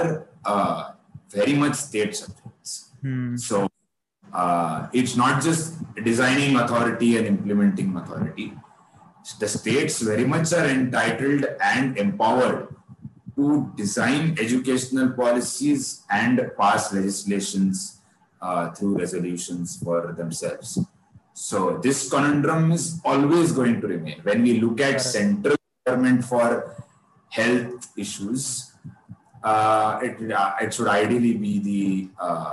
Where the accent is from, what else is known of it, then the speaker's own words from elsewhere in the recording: Maharashtra, India; first language Kannada; English is a second language; Kannada is the mother tongue, but I've grown up in Maharashtra.